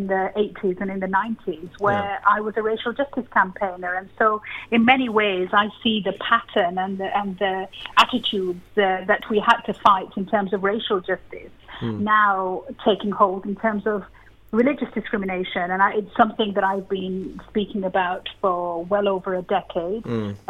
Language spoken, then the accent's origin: English; United Kingdom; I suppose what I'm interested in as a British citizen is that, having grown up through an era where I felt that we had started to really push back against racism